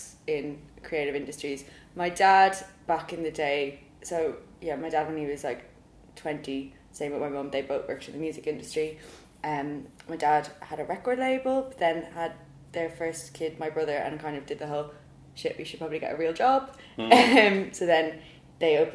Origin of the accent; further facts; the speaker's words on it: Dublin, Leinster, Ireland; accent: Irish; moved away as an adult; now in London, United Kingdom; I'm not losing my accent anytime soon either, so that's good. Although I do question my accent, because sometimes I'm like, oh yeah, I'm Irish